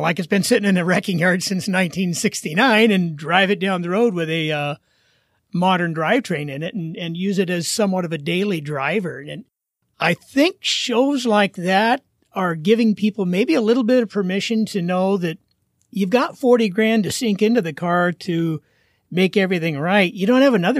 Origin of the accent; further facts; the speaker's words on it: Oregon, United States; also born or lived in Wyoming; now in Wisconsin, United States; I grew up in Oregon, but we're out in Wisconsin now.